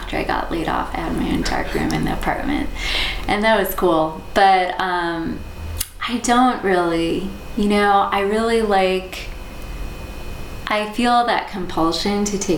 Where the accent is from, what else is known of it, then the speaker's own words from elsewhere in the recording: Southwest Virginia, United States; moved away as an adult; also born or lived in Boston, Massachusetts; I was born in Boston, but my family moved to Southwest Virginia when I was 9